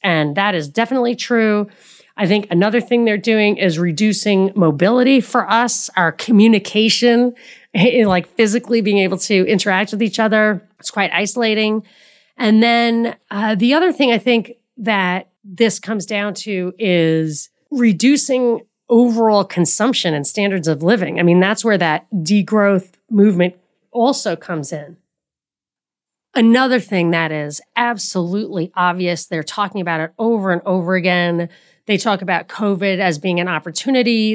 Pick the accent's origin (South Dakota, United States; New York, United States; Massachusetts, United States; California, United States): New York, United States; New York City; moved away; I'm from New York. I've lived in New York City many years